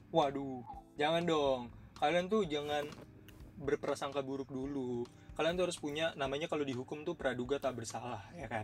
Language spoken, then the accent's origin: Indonesian; Java, Indonesia; gue tuh Jawa